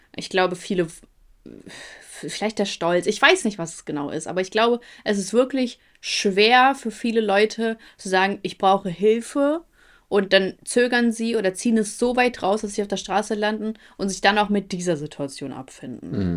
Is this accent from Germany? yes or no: no; Ukraine; moved away; ich komme aus der Ukraine